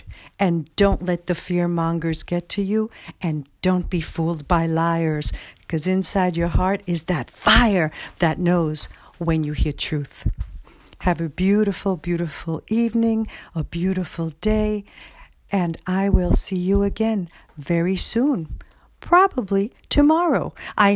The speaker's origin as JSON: {"language": "English", "town": "New York City", "region": "New York", "country": "United States", "moved": "yes", "lives_now": "Springfield, United States", "said": "you all know I'm from the Bronx, and once you're from the Bronx, you're always from the Bronx."}